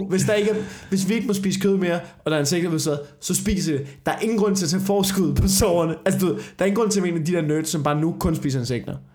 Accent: Slagelse, Zealand, Denmark; det er ikke kun i Jylland, det er det samme i øh, Slagelsesområdet, hvor jeg kommer fra.

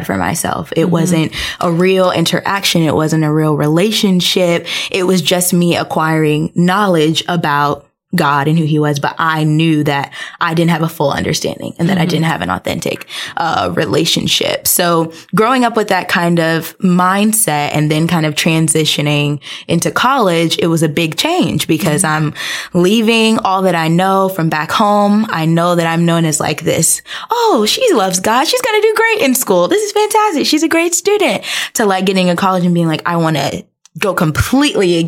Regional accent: Tampa, Florida, United States; So I am originally from Tampa, Florida. Tampa native.

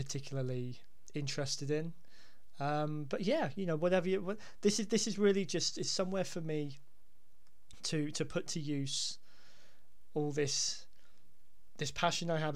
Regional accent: Hampshire, South East England, United Kingdom; now in Devon, United Kingdom; I'm being down in Devon, and I'm also originally from Hampshire

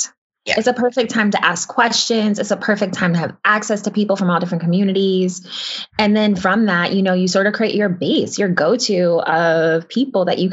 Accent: New York City, New York, United States; my building that I grew up

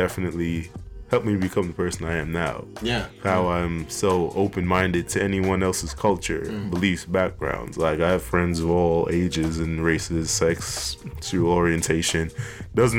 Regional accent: New York City, New York, United States; born or raised there; also born or lived in Trinidad / Bronx, New York

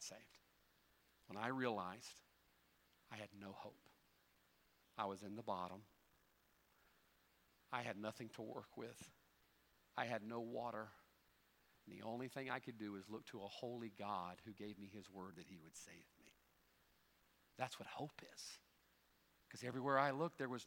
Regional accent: United States; as an American

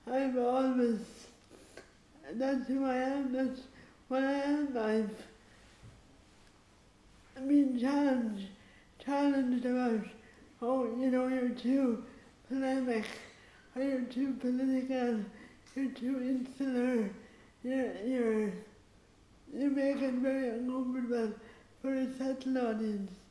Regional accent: Ireland; I'm there as an Irish female traveler playwright.

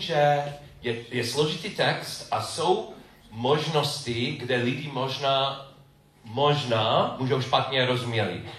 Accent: United States; Czech is a second language; moved away as an adult; now in Czech Republic; Já jsem Američan

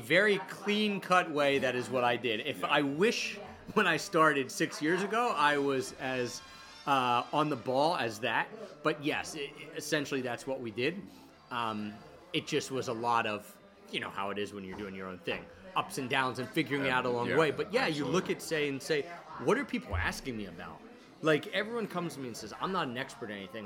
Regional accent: Philadelphia, Pennsylvania, United States; also born or lived in Japan; Philadelphia, my hometown

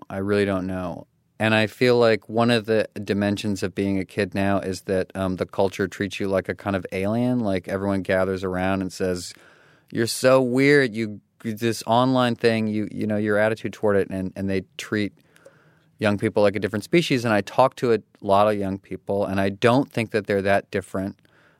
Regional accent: Katy, Texas, United States; Well, so I grew up in Katy, Texas, which is outside of Houston.

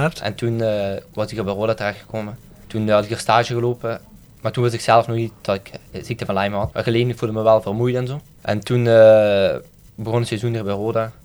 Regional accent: Maasmechelen, Flanders, Belgium; now in Dilsen, Belgium; ik woon in Delsen, maar ik ben opgegroeid in Maasmechelen

